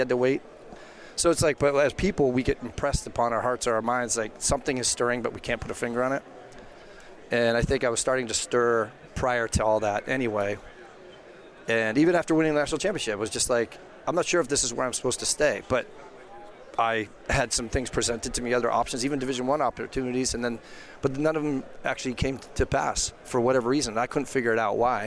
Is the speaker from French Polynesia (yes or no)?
no; Seattle, Washington, United States; moved away as an adult; also born or lived in Michigan / Miami / Milwaukee; now in Wheaton, United States; I was born in Michigan, so, but okay. I really was. I was probably 3 years old when I was, by the time I got to Seattle